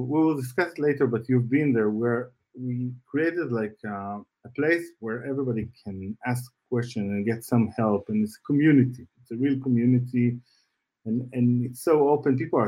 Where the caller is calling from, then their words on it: Tel Aviv, Tel Aviv District, Israel; Yes, I am based in Israel.